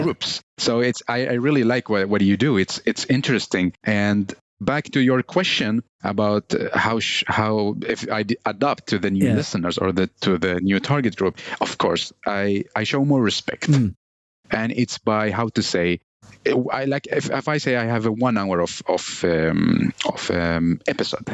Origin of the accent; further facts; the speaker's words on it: Baghdad, Baghdad Governorate, Iraq; English is a second language; also born or lived in Helsingborg, Sweden; now in Sweden; I was born 1993 in Iraq, Baghdad